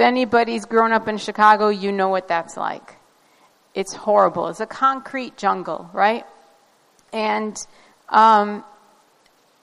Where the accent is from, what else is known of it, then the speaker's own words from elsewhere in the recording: Baghdad, Baghdad Governorate, Iraq; moved away; also born or lived in northern Iraq; I was born in Baghdad, but my family originally comes from way up north